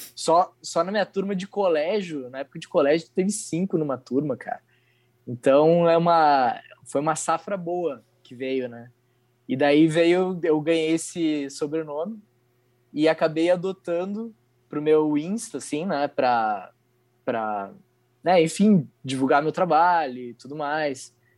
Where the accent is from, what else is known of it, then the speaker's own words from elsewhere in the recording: Curitiba, Paraná, Brazil; now in Porto Alegre, Brazil; eu não sou daqui de Porto Alegre, né? Eu sou de Curitiba